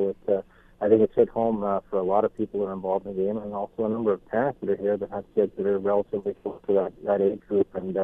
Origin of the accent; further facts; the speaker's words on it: Canada; as a Canadian